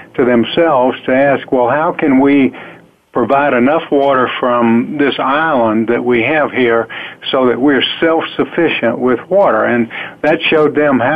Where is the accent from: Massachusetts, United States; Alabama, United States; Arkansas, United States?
Alabama, United States; I grew up down in the south in the state of Alabama